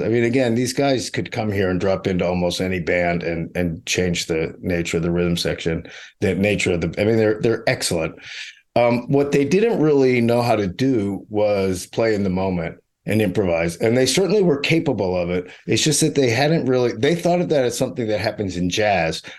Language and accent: English; Pittsburgh, Pennsylvania, United States; moved away; also born or lived in New York; I grew up in Mister Rogers' actual neighborhood in Pittsburgh